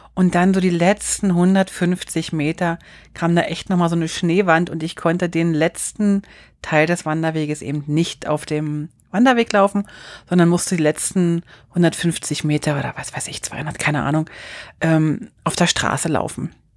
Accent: Bern, Switzerland; dann bin ich schon in meinem Heimatkanton

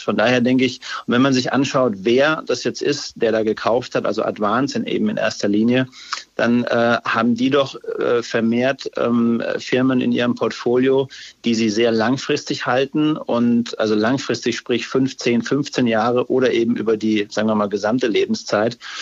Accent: Upper Franconia, Bavaria, Germany; ich bin ja Franke, Oberfranke

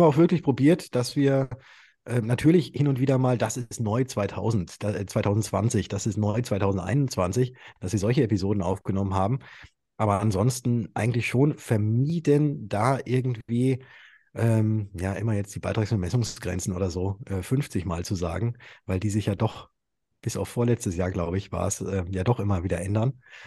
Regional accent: Würzburg, Bavaria, Germany; ich komme aus Würzburg

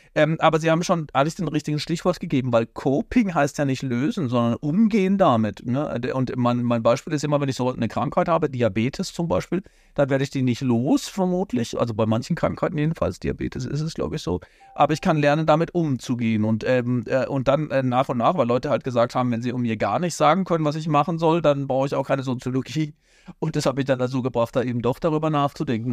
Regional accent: Baden-Württemberg, Germany; weil in Baden-Württemberg, wo ich herkomme

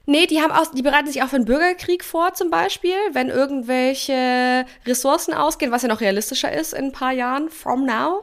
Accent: Germany; moved away as an adult; für mich dann als Deutsche nach Kanada zu ziehen

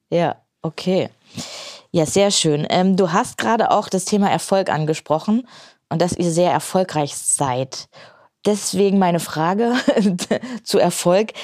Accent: Main-Tauber-Kreis, Baden-Württemberg, Germany; hier in meiner Heimat, in wunderschönen main tauberkreis

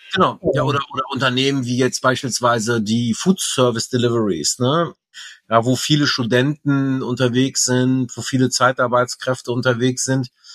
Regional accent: Rhineland, Germany; ich Rheinländer bin

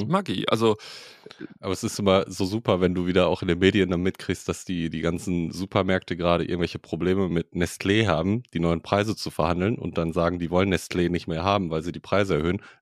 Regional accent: Switzerland; Ich komme aus der Schweiz, ne?

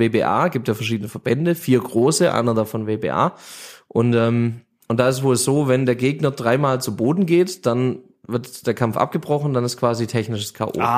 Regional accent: Göppingen, Baden-Württemberg, Germany; aus der Region bei uns in Göppingen

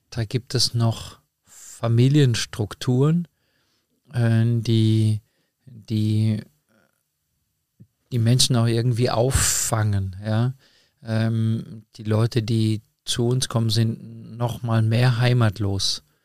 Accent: Meschede, North Rhine-Westphalia, Germany; born there; ich komme gebürtig aus Mesche, dem Sauerland.

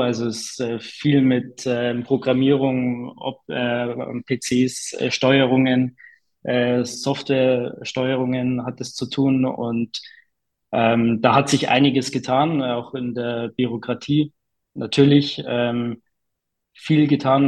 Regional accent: Bavaria, Germany; bei uns in Bayern

